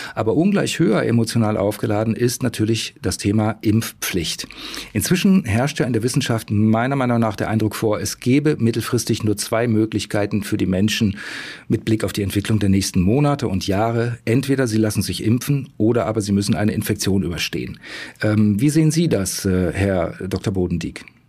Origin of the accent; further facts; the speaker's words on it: Saxony, Germany; bei uns in Sachsen